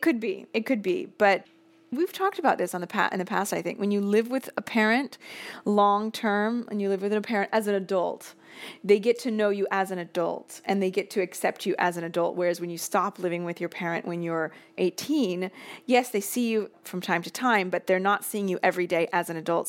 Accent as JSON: {"language": "English", "town": "Seattle", "region": "Washington", "country": "United States", "tie": "born or raised there", "also_born_or_lived": "Boston", "moved": "as an adult", "lives_now": "Rome, Italy", "said": "I moved from Seattle to Boston at eighteen, and I never moved back."}